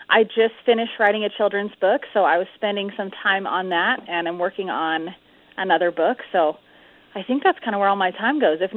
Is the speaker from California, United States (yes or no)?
yes; California, United States; born there; now in Utah, United States; Yes, sir. Yep, I was born in California.